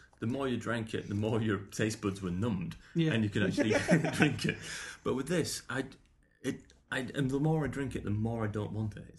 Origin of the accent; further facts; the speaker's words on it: Yorkshire and the Humber, United Kingdom; I'm a Yorkshireman.